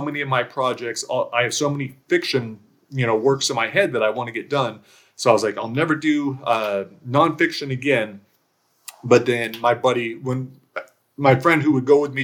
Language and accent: English; outside of LA, California, United States; I was born and raised in California, outside